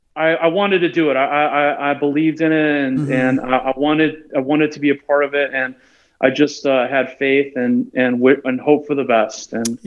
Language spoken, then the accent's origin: English; Chicago, Illinois, United States; moved away as an adult; also born or lived in Portland; I left Chicago right after the 2003 when we lost the Marlins, the Steve Bartman era.